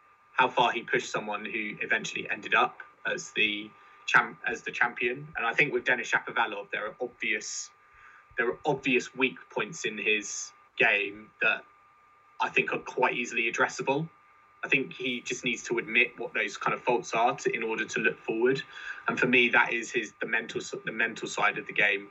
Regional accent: United Kingdom; as British fans

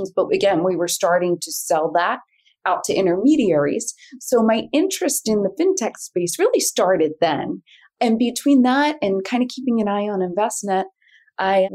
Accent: Philadelphia, Pennsylvania, United States; I was this kid from Northeast Philly.

